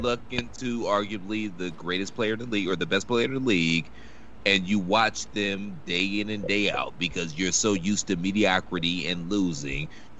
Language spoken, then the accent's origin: English; Cleveland, Ohio, United States; I'm from Cleveland.